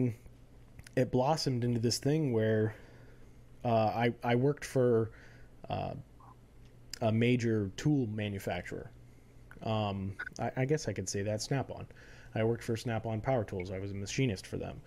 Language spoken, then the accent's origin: English; Florida, United States; moved away; also born or lived in North Carolina; born and raised in Florida, just like you are. Lived in North Carolina for a little while, about 10 years, and then came back